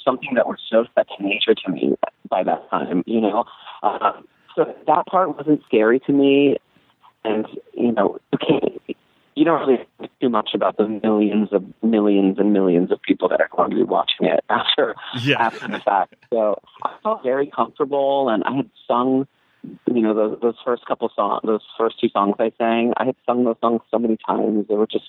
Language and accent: English; Claremont, California, United States; I grew up in Claremont.